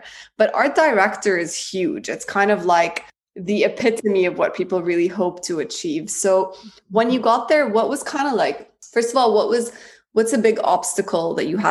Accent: Jeddah, Makkah Province, Saudi Arabia; also born or lived in Cairo, Egypt; I grew up in the Middle East. I grew up in Jeddah between here and Cairo.

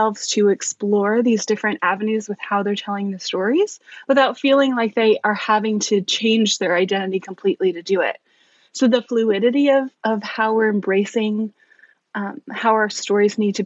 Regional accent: East Coast, United States; moved away as an adult; now in Bellingham, United States; We're actually from the East Coast.

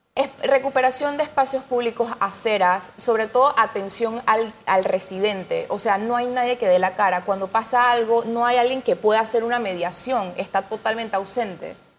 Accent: Panama; nosotros como panameños

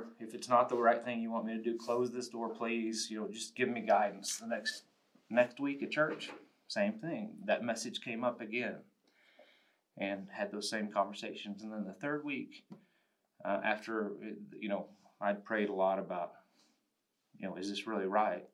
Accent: Spearman, Texas, United States; also born or lived in Randall County, Texas; I was born and raised in the Panhandle from Spearman originally. I grew up there

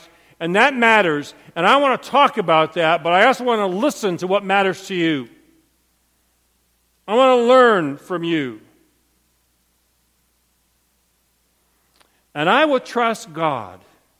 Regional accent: Montrose, Michigan, United States; I was raised in Montrose, Michigan.

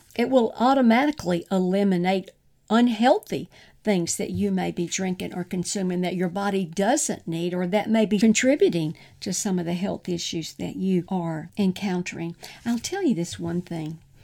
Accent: the South, United States; growing up in the South, and I grew up on sweet tea

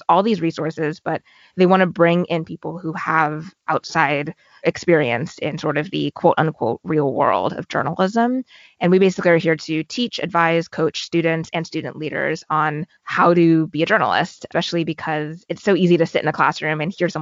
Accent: California, United States; moved away as an adult; also born or lived in Los Angeles / Washington, District of Columbia, United States; now in New York, United States; I'm originally from California.

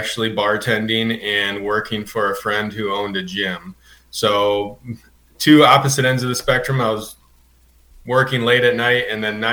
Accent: Michigan, United States; moved away as an adult; also born or lived in Indiana / Pinehurst, North Carolina; now in Asheville, United States; originally I'm from Michigan, and kind of worked my way down through Indiana school

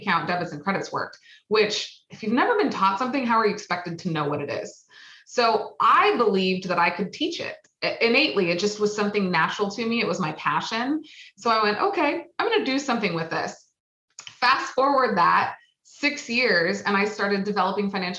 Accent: Oregon, United States; I am from Oregon. We get 100 degree weather twice a year

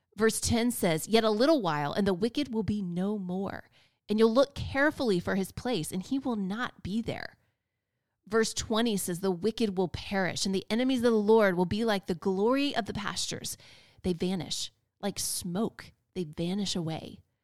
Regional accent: Florida, United States; also born or lived in North Carolina; I was born and raised in Florida

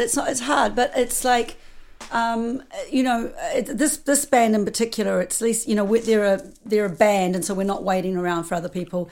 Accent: New Zealand; moved away as an adult; also born or lived in United States; I'm from New Zealand

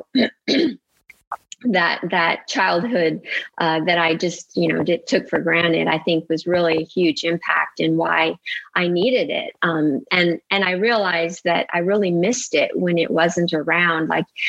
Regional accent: Italy; moved away as an adult; now in United States; because I grew up in Italy to American parents. They're from the Midwest. So I grew up as an American, but in the heart of the Renaissance and art from the Middle Ages.

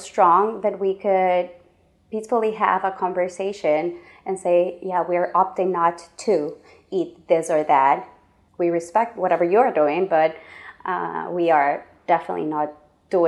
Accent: Ecuador; I am from Ecuador, the belly button of the world.

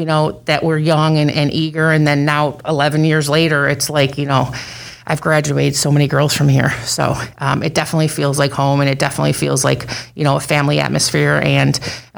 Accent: Buffalo, New York, United States; moved away as an adult; I grew up in Buffalo, New York

